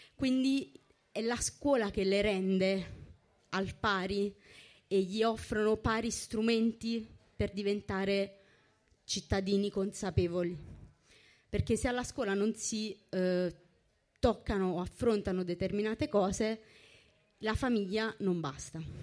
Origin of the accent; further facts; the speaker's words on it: Naples, Campania, Italy; io sono napoletana e avevo ben in mente di andarmene da Napoli